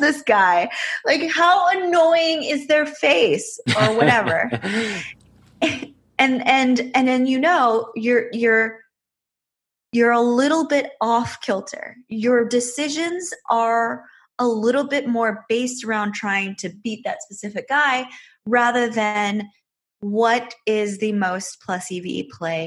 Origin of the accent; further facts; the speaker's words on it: Michigan, United States; moved away as an adult; now in Las Vegas, United States; I grew up in Michigan